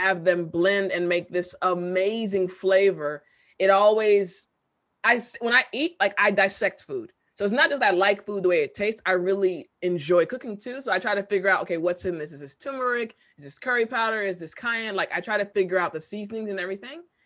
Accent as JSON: {"language": "English", "country": "United States", "also_born_or_lived": "Korea", "said": "I'm American"}